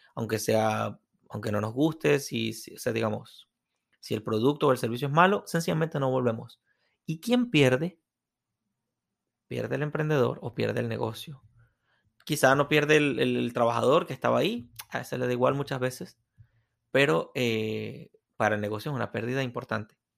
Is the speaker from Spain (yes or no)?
no; Venezuela; moved away; quienes venimos de Venezuela